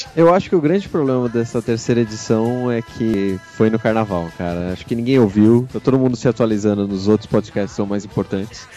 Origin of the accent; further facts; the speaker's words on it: Brazil; Somos brasileiros